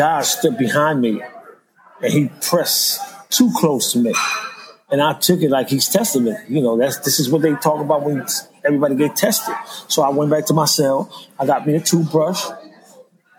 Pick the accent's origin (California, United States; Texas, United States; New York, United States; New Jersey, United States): New York, United States; moved away as an adult; also born or lived in Philadelphia; I'm from New York. I'm from the street